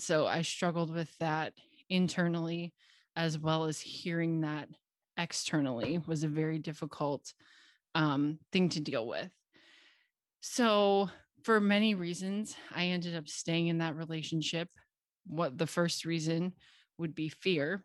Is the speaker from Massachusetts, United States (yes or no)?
no; Cincinnati, Ohio, United States; moved away as an adult; now in Knoxville, United States; I grew up in Cincinnati, Ohio, where I lived until I was twenty-three.